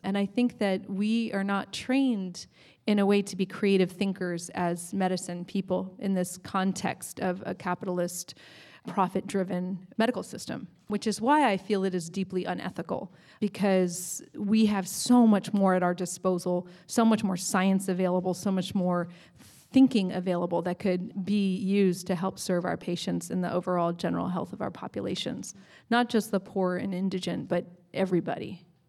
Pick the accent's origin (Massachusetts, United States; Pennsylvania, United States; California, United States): California, United States; Ohlone Territory; growing up in this land. Um, I was born in Ohlone Territory